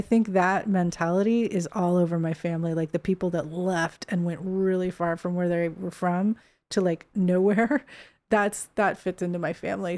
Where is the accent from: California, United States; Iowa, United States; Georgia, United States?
California, United States; Bay Area; moved away as an adult; also born or lived in San Francisco; now in Los Angeles, United States; I never lived there as a kid, but I lived south of there as a kid, like half hour